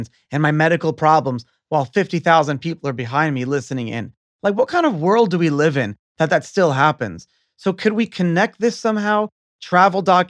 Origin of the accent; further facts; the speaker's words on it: United States; as an American